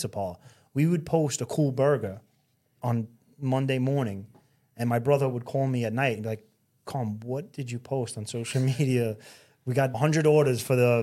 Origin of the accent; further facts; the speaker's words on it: New York City, New York, United States; growing up in Brooklyn and Staten Island, this is my home and this is what I know